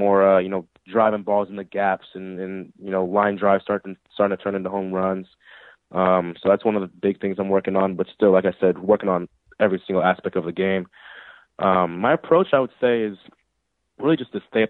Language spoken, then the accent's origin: English; California, United States; I'm from California, and I live like an hour and a half away from High Desert